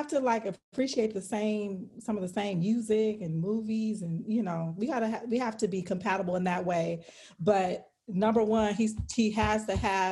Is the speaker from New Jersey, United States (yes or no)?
no; California, United States; So I'm from California